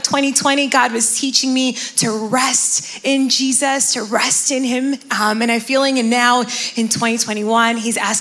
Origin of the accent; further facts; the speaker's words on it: Miami, Florida, United States; now in New Jersey, United States; I'm originally from Miami, Florida, and I've been living here in New Jersey for about 10 years now